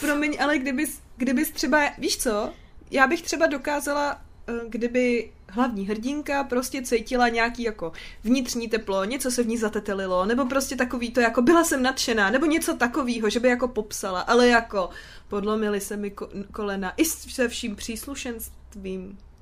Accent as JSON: {"language": "Czech", "region": "Prague", "country": "Czechia", "said": "já jsem Pražák, co má jako Brno rád"}